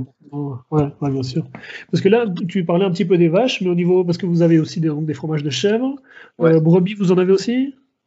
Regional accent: Switzerland; moved away; je suis suisse

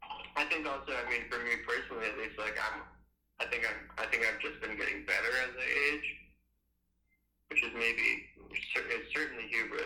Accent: Boston, Massachusetts, United States

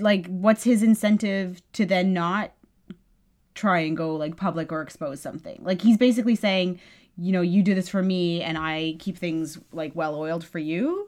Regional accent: Canada; clearly we're Canadian

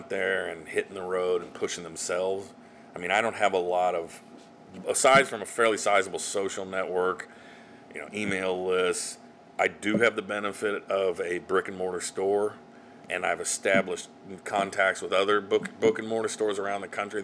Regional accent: Salina, Kansas, United States; now in Kansas City, United States; my hometown of Salina.

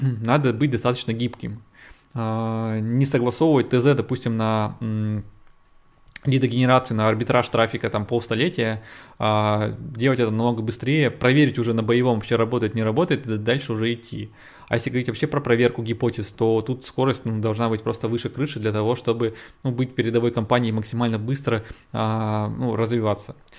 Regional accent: Yekaterinburg, Sverdlovsk Oblast, Russia; я из России, я из, из Екатеринбурга

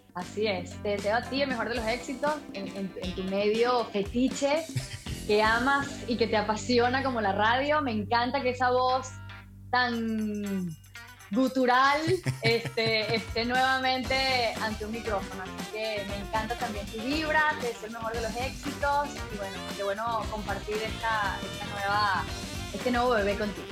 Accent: Venezuela; moved away; Sí, soy venezolana, pura cepa

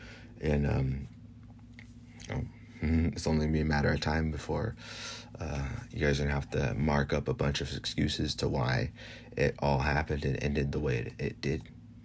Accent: Florida, United States; over here in my hometown. This is in Florida.

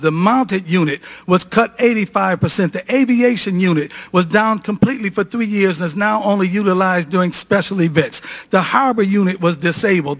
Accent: Cleveland, Ohio, United States; The city of Cleveland, my hometown

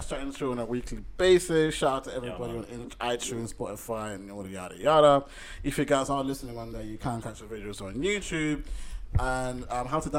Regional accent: Sweden; moved away; I'm from Sweden

